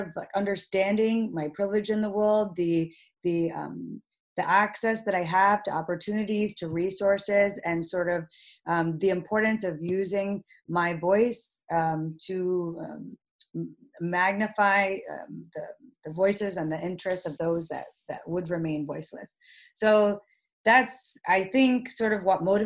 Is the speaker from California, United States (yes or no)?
no; upstate New York, United States; I'm Pakistani-American. I was born and raised in upstate New York